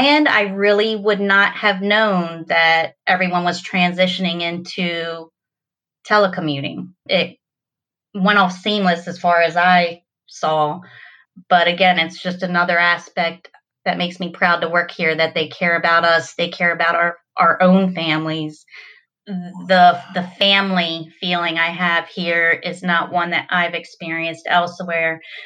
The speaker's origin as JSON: {"language": "English", "region": "Delaware", "country": "United States", "tie": "born or raised there", "said": "I was born and raised in Delaware my whole life"}